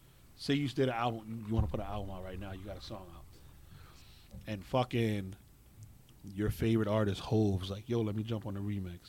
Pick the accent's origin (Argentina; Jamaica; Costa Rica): Jamaica; being Jamaican